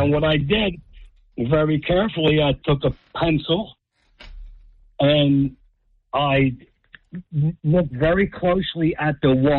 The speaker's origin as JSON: {"language": "English", "town": "Spotswood", "region": "New Jersey", "country": "United States", "tie": "born or raised there", "lives_now": "Manchester, United States", "said": "I grew up in Spotswood."}